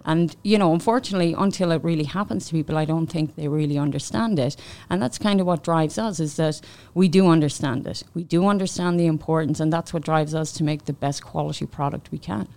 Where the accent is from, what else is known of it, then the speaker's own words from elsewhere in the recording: Ireland; moved away as an adult; also born or lived in Manchester, United Kingdom; now in Canada; I worked in Ireland before, and then I moved to the U K.